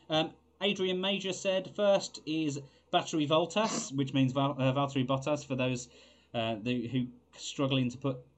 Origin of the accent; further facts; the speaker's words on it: Scotland, United Kingdom; you know we are Scottish.